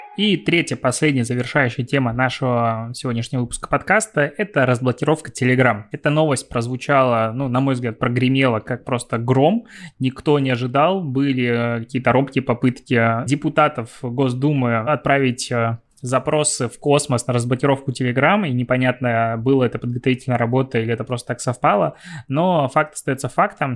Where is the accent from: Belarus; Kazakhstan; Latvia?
Belarus; Я все равно белорус